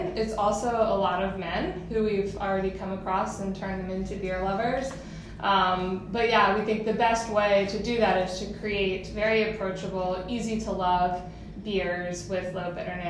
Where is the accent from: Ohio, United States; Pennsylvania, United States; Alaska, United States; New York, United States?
Ohio, United States; Cincinnati; moved away; also born or lived in San Diego; I grew up in Cincinnati, Ohio.